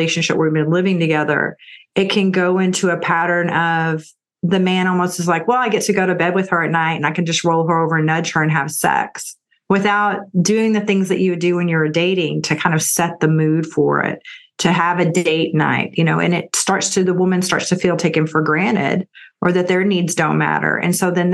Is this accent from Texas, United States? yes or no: yes; Texas, United States; also born or lived in California; I'm from Texas, and Austin is kind of like the California of Texas.